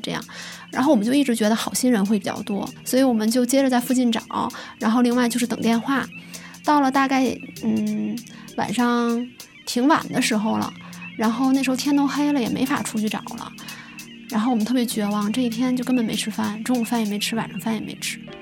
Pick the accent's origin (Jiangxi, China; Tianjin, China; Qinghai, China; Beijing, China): Tianjin, China; 今年二十七岁，我是天津人